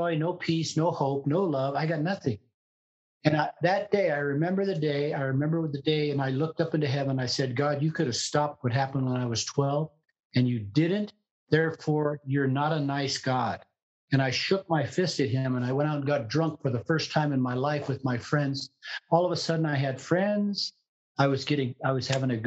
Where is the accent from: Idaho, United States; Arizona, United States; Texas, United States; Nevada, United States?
Idaho, United States; Jerome; I'm from Jerome, Idaho.